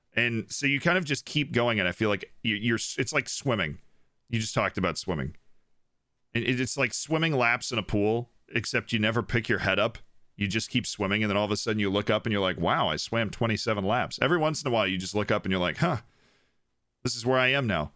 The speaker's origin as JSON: {"language": "English", "region": "Florida", "country": "United States", "said": "I'm from Florida"}